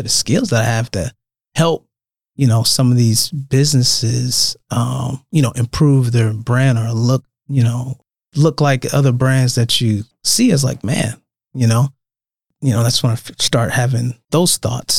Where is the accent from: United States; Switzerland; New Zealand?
United States; Omaha, Nebraska; I'm from Omaha